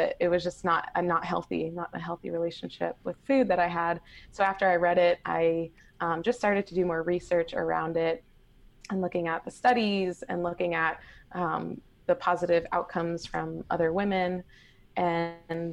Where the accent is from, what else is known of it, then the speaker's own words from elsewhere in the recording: Boston, Massachusetts, United States; moved away as an adult; now in Hawaii, United States; I am born and raised in Boston, but I currently live in Hawaii